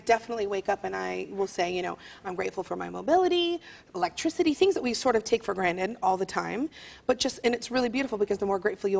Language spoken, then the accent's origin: English; Leeds, Yorkshire and the Humber, United Kingdom; And I was like, I'm from Leeds. He's like, oh, you don't have a proper Leeds accent.